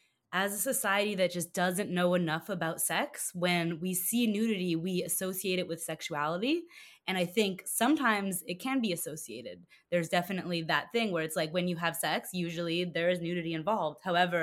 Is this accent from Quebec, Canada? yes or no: no; Toronto, Ontario, Canada; now in New York, United States; I was born in Toronto. Yeah, born and raised.